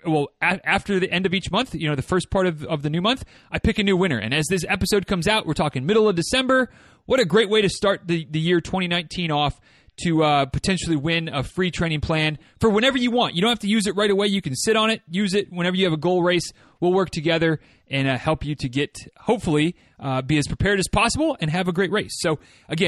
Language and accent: English; Michigan, United States; from my home state